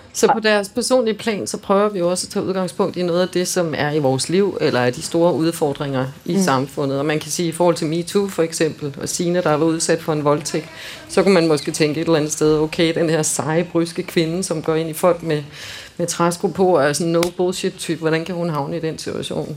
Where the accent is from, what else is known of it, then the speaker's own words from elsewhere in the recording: Denmark; som danskere